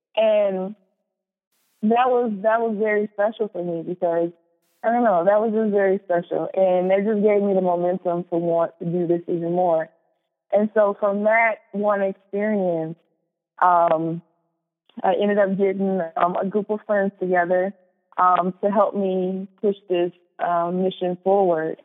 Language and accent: English; Chicago, Illinois, United States; moved away as an adult; also born or lived in Morris, Minnesota; now in Minnesota, United States; I was born and raised in Chicago